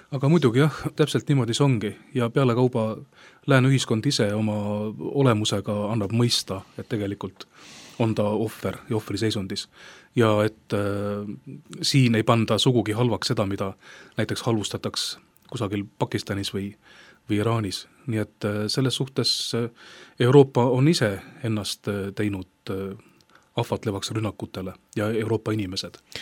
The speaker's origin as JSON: {"language": "Estonian", "country": "Estonia"}